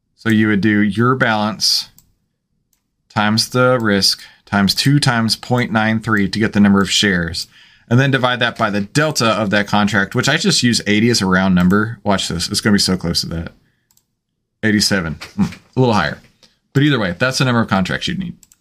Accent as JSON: {"language": "English", "region": "Texas", "country": "United States", "said": "I'm from Texas"}